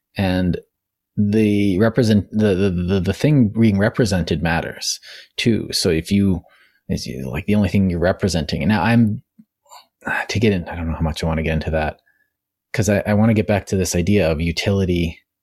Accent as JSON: {"language": "English", "country": "Canada", "said": "as a Canadian"}